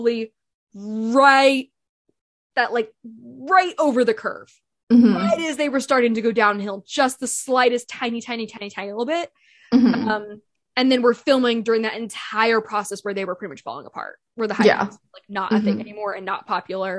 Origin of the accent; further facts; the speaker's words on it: Bay Area, California, United States; growing up in the Bay Area